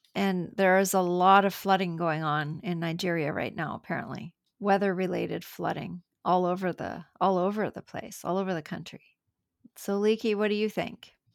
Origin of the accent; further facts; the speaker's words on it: Canada; I'm from Canada